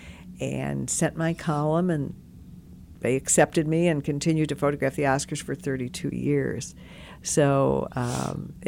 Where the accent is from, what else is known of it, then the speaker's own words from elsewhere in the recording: Detroit, Michigan, United States; growing up in Detroit